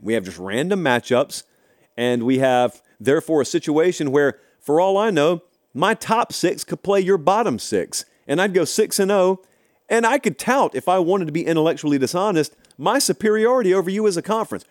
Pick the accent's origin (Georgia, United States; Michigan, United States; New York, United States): Georgia, United States; Harris County; also born or lived in Columbus, Georgia; I grew up in Harris County.